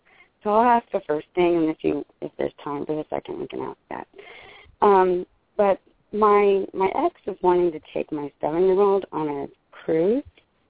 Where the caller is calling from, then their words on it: Austin, Texas, United States; I'm calling from Austin.